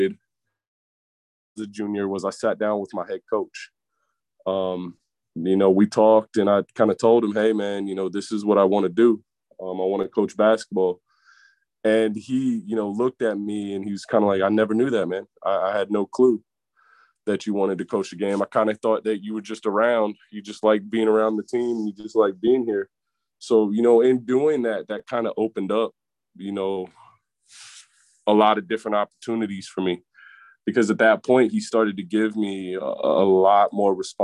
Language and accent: English; Virginia, United States; I'm from Virginia